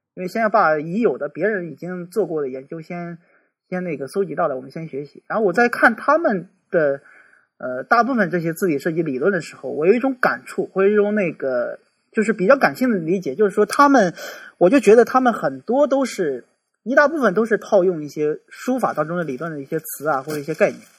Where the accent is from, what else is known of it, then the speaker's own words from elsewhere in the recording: China; 对于我们中国人本身，可能这么来去沟通的时候都有问题